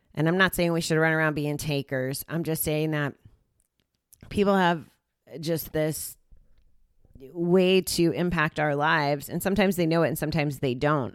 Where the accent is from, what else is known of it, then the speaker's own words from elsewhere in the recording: United States; I was here from the States